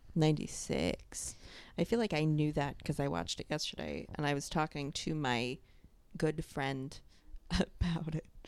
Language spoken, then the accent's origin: English; New York, United States; I grew up in New York